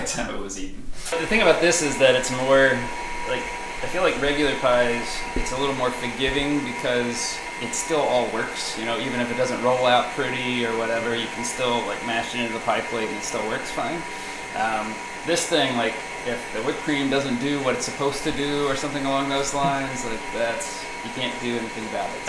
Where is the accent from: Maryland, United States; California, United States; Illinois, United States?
Maryland, United States; Baltimore; When I was growing up in Baltimore, so that's where my whole family was basically from